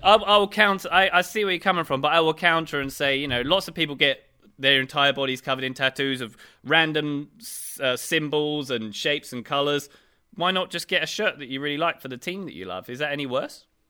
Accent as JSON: {"language": "English", "region": "England", "country": "United Kingdom", "said": "as an English, so as a British taxpayer"}